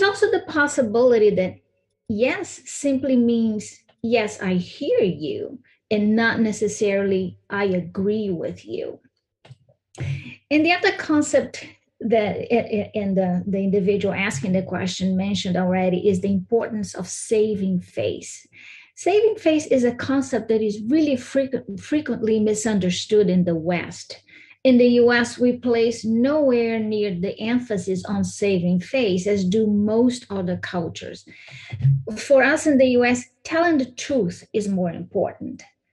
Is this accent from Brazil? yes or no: yes; Brazil; moved away as an adult; now in United States; I was born and raised in Brazil